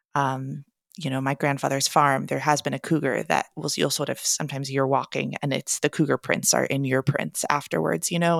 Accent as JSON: {"language": "English", "town": "Portland", "region": "Oregon", "country": "United States", "tie": "born or raised there", "said": "I'm a writer and teacher based in my hometown of Portland, Oregon"}